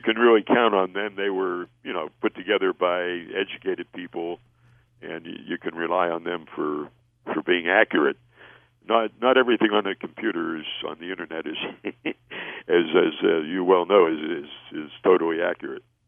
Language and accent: English; Pittsburgh, Pennsylvania, United States; I was a, a uh, teenage uh, intern at a radio station in my hometown of Pittsburgh